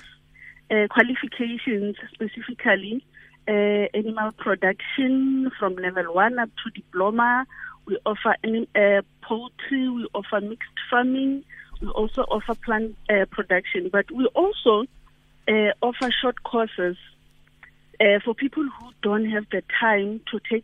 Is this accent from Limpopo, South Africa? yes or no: yes; Limpopo, South Africa; I'm from Limpopo, where we have a farm, a very big farm